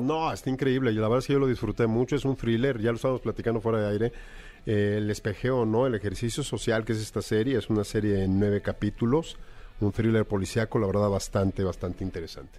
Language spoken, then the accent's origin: Spanish; Mexico; nosotros como mexicanos